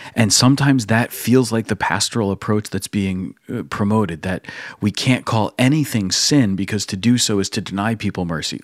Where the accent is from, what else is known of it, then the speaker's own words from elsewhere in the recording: United States; as an American